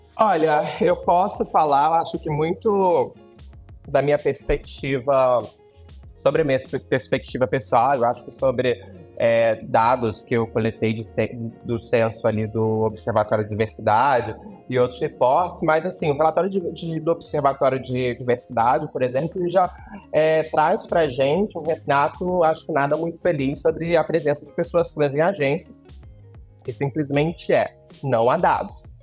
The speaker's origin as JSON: {"language": "Portuguese", "region": "interior of Rio de Janeiro state", "country": "Brazil", "tie": "born or raised there", "moved": "as an adult", "lives_now": "São Paulo, Brazil", "said": "hoje eu sou radicada e paulistana, né, de coração, amo essa cidade, mas na verdade é, eu sou mesmo é carioca. É, não é carioca não, nasci no interior do Rio, e mas morei no Rio muito tempo"}